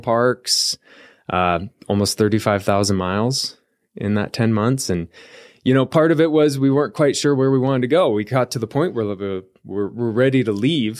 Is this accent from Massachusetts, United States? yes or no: no; Columbia River Gorge, near Portland, Oregon, United States; moved away as an adult; also born or lived in Eugene, Oregon; now in Arizona, United States; I grew up in the Columbia River Gorge